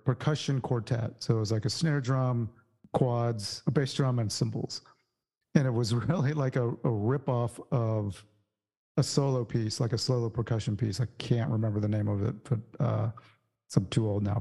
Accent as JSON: {"language": "English", "town": "San Antonio", "region": "Texas", "country": "United States", "tie": "born or raised there", "said": "I grew up in Texas, in San Antonio, actually"}